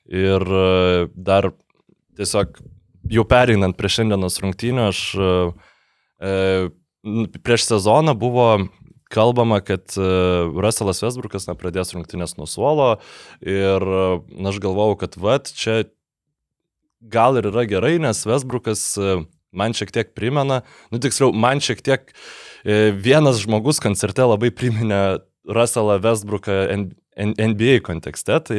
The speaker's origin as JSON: {"language": "Lithuanian", "country": "Lithuania", "said": "mes lietuviai"}